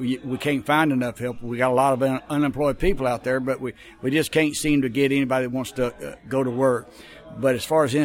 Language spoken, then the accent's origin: English; Dalton, Georgia, United States; now in Kentucky, United States; I'm actually from Dalton, Georgia. My father made carpet, and I moved to Kentucky 53 years ago